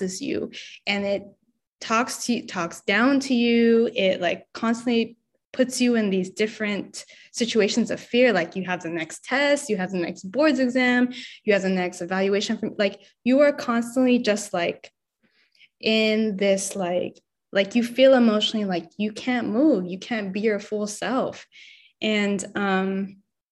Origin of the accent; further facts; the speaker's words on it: Los Angeles, California, United States; moved away as an adult; now in San Francisco Bay Area, United States; I'm not from the Bay, I'm from LA. And when I came to the Bay